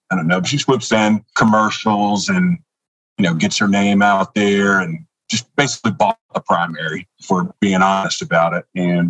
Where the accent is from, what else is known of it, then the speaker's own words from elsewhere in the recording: Troy, Alabama, United States; moved away as an adult; also born or lived in Talladega, Alabama; now in Georgia, United States; I was born in Troy, Alabama, birthplace of John Lewis